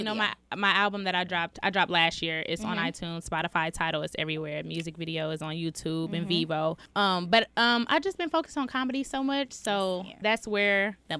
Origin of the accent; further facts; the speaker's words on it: Dallas, Texas, United States; moved away; also born or lived in Atlanta; I'm from Dallas, Texas, though.